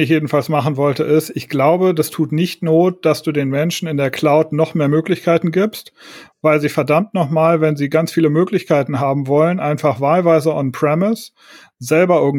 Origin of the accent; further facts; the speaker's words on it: Berlin, Germany; Das ist total ungewohnt als Berliner